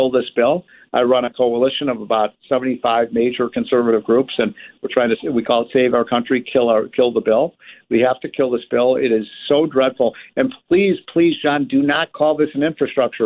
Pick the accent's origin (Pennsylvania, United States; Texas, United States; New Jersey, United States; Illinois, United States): Illinois, United States; my home state of Illinois